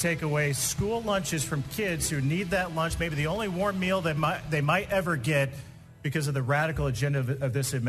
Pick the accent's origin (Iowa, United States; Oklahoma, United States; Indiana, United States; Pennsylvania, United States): Indiana, United States; Indiana, my home state